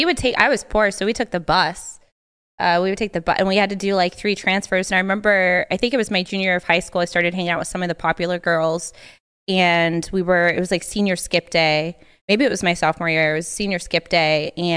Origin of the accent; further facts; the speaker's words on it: Fort Myers, Florida, United States; Fort Myers, Florida.